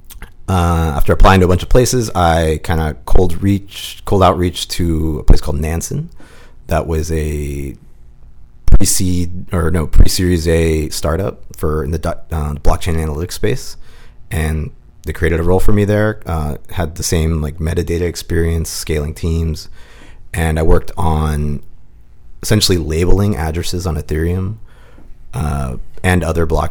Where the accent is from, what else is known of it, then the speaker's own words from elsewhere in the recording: Pittsburgh, Pennsylvania, United States; moved away as an adult; also born or lived in California; I'm from Pittsburgh, Pennsylvania